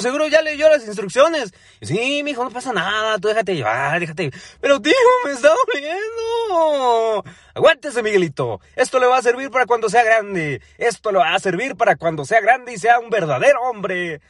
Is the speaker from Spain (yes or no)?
no; Ecatepec, State of Mexico, Mexico; moved away; Yo soy del Estado de México, más específicamente de Catepec